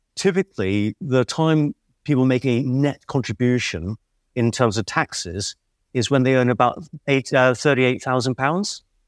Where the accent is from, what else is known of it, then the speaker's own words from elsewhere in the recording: Liverpool, North West England, United Kingdom; I'm from Liverpool